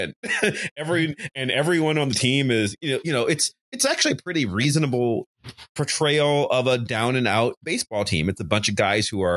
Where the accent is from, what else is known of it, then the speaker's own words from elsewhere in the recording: Cleveland, Ohio, United States; I'm from Cleveland